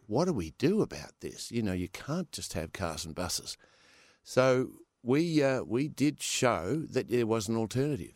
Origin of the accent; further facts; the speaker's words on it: Perth, Western Australia, Australia; also born or lived in California; I was born in Perth.